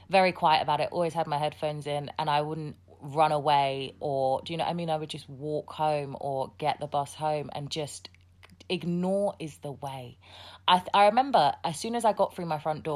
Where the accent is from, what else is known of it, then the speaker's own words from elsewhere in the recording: Hertfordshire, East of England, United Kingdom; also born or lived in Southeast London / Sierra Leone; I grew up in Hertfordshire